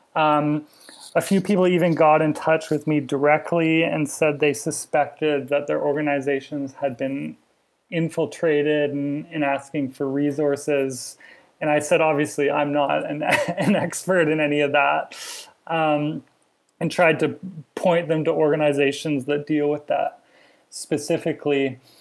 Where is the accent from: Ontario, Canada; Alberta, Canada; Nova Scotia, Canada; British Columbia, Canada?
Alberta, Canada; moved away; I was already from Alberta